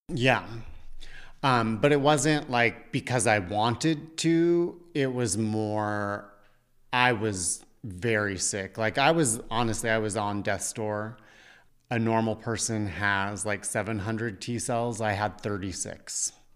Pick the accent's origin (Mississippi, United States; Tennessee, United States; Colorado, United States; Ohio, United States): Colorado, United States; Parker; moved away; also born or lived in New York; growing up in Parker, Colorado